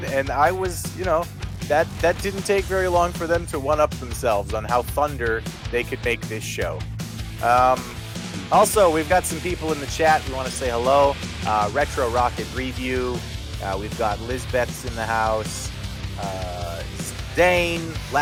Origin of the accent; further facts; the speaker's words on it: Canada; I am a Canadian